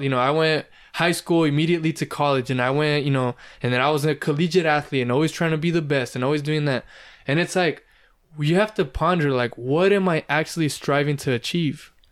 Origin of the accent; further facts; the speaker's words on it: California, United States; I was born and raised in California